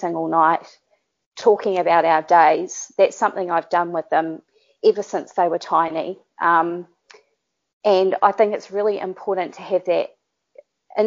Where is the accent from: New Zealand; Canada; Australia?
New Zealand; accent: Kiwi; Being a Kiwi and having a Kiwi accent